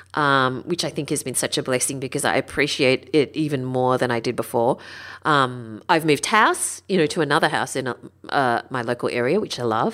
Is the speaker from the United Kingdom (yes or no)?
no; Sydney, New South Wales, Australia; also born or lived in Northern Beaches, Sydney; I grew up in the Sutherland Shire.